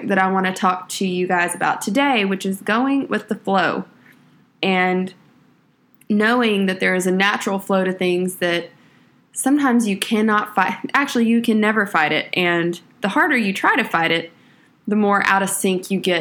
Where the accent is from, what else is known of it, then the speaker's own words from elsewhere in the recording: Texas, United States; I'm from Texas, so we spent a little time down on the Texas coast